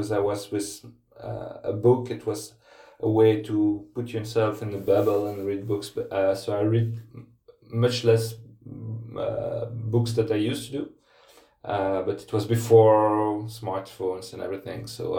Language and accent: English; Namur, Wallonia, Belgium; I live in a small town called Namur. It's about 60 kilometers in the south of Brussels. And this is my hometown